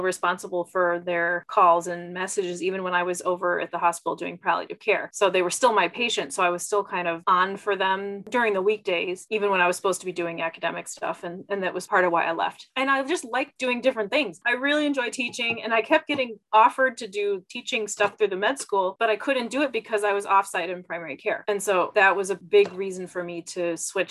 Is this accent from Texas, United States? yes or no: yes; outside of Houston, Texas, United States; moved away; growing up outside of Houston